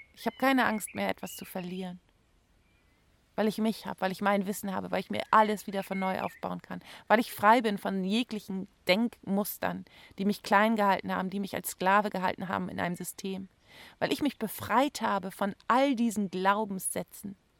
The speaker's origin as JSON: {"language": "German", "country": "Germany", "said": "bei uns in Deutschland"}